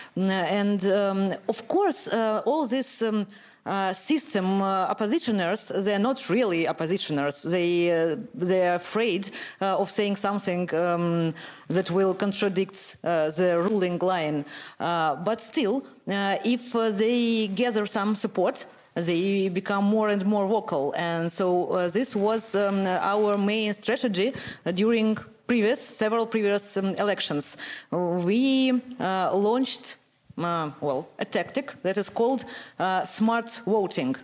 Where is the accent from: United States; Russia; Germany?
Russia; I'm from Russia